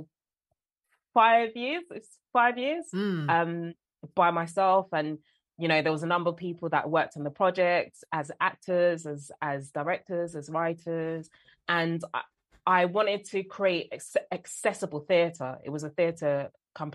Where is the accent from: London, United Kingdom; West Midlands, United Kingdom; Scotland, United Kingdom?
London, United Kingdom; I'm born and raised in South London. This is the accent, this is my voice